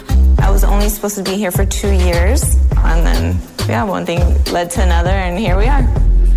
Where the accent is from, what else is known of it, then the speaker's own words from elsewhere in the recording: United States; moved away as an adult; now in Dubai, United Arab Emirates; I'm Mexican American. I came 8 years ago to Dubai